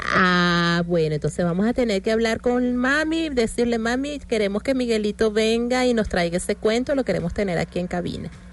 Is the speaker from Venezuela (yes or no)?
yes; Venezuela